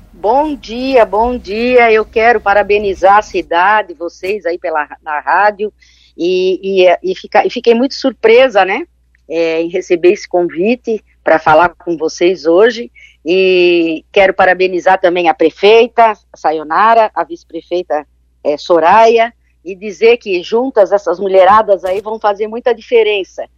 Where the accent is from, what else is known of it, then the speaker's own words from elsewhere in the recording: Joinville, Santa Catarina, Brazil; now in Florianópolis, Brazil; eu sou de Joinville, aqui da região norte